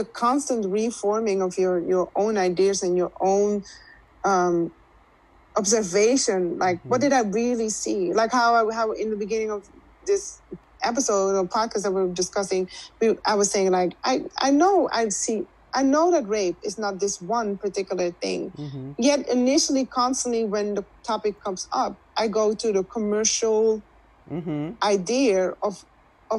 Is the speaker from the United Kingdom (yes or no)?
no; Netherlands; now in United States; I was raised in the Netherlands